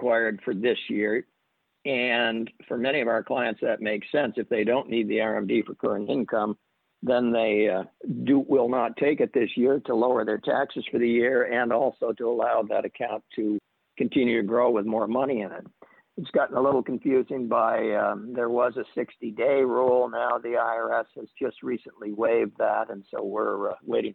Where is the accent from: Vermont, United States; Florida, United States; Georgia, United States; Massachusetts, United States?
Vermont, United States; moved away; I'm originally from Vermont, where we're known to be quite tight.